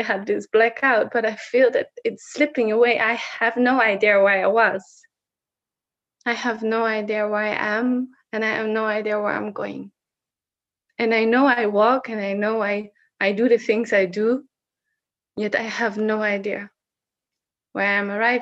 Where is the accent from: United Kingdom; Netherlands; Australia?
Netherlands; first language Dutch; English is a second language; I am Dutch, but I'm almost sometimes at times unable to actually talk in Dutch when it comes to expressing myself, what is there. And it's interesting because Dutch is my native language.